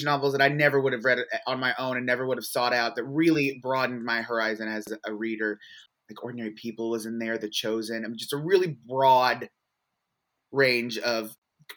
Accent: Louisville, Kentucky, United States; also born or lived in Memphis, Tennessee / Chicago; I'm originally from Louisville, born and raised

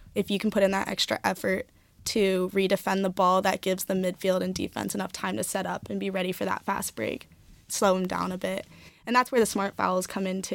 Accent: Bay Area, California, United States; moved away as an adult; now in Oregon, United States; I'm from California, I'm from the Bay Area

